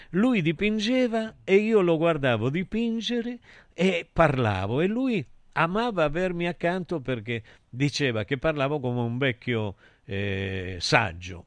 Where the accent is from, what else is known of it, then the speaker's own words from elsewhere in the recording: Calabria, Italy; sa che io sono calabrese